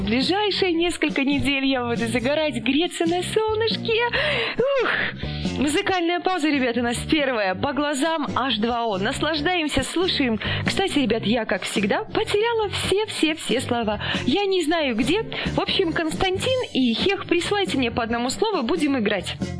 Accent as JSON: {"language": "Russian", "country": "Belarus", "said": "мы сами из Беларуси"}